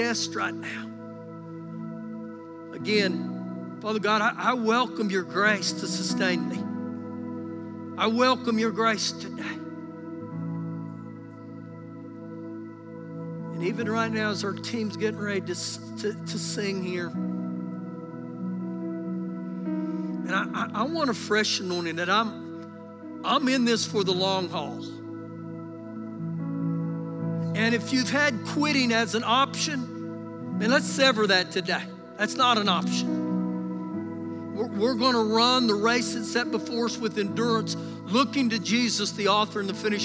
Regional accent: United States; us as American Christians

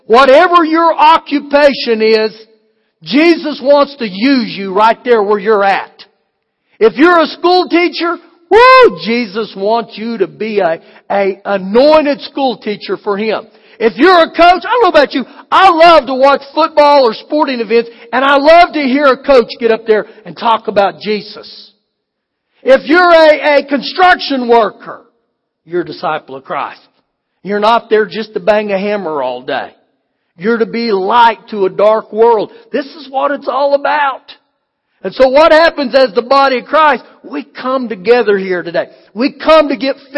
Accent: United States

